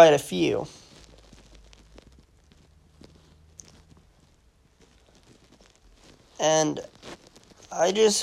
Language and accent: English; United States; as an American